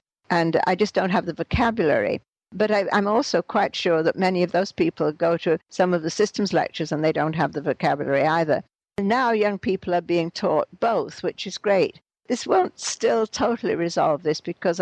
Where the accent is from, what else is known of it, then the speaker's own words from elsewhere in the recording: England, United Kingdom; moved away as an adult; now in Montreal, Canada; I came from England and was teaching, actually, at the University of Montreal